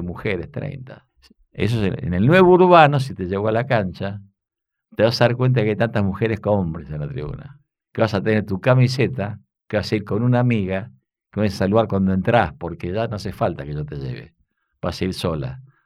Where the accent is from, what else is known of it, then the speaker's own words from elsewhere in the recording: Morón, Buenos Aires Province, Argentina; soy de Morón